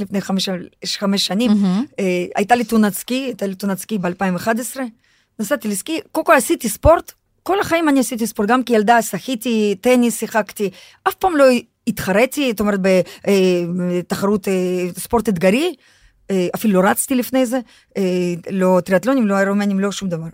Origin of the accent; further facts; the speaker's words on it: Russia; now in Israel; אני חוויתי חינוך רוסי, אני הרי נולדתי ברוסיה